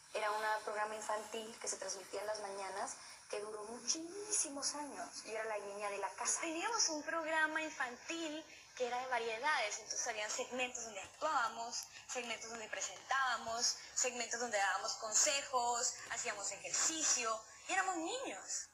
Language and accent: Spanish; Colombia; moved away as an adult; also born or lived in Mexico; Tenía casi 18 años y fue la primera vez que salí de Colombia, que estuve lejos de mi familia